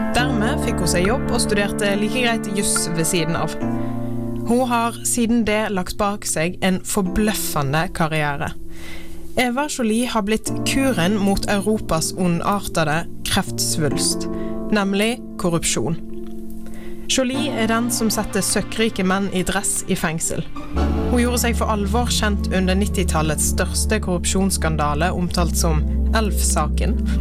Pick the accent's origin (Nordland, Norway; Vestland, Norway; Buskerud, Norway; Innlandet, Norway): Vestland, Norway; Florø; jeg er fra Florø, der er det ingen folk